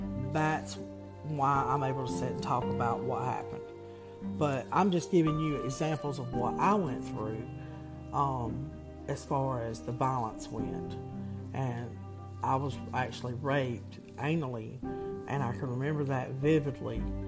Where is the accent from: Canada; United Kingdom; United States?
United States; the South; I'm from the South